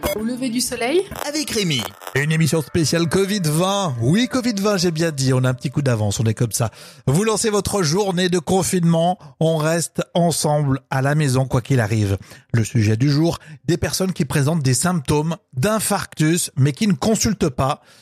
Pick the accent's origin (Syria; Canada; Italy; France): France; chez nous en Europe et en France